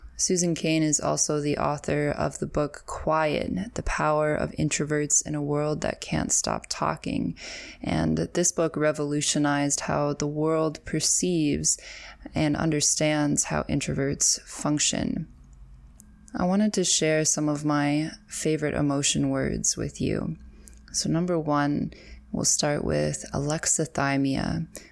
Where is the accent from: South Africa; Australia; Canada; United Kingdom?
Canada; accent: Canadian; My Canadian accent